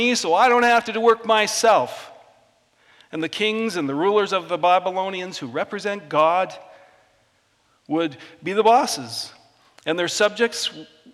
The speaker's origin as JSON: {"language": "English", "area": "Vancouver Island", "region": "British Columbia", "country": "Canada", "tie": "born or raised there", "said": "I grew up in Vancouver Island"}